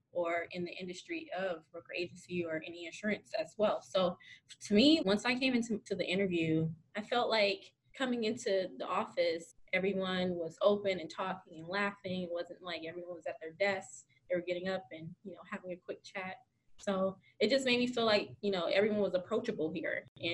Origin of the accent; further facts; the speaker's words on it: Compton, California, United States; moved away as an adult; now in Connecticut, United States; I come from a city where giving is valued. I came from Compton, California